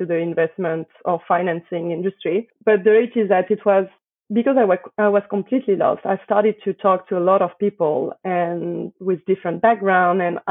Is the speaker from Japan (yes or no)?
no; Paris, Île-de-France, France; accent: French; English is a second language; moved away; I was born in Paris, raised in Paris